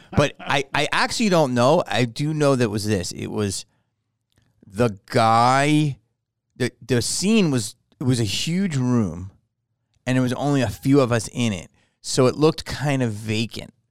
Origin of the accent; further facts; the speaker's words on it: Philadelphia, Pennsylvania, United States; moved away; I grew up in Philly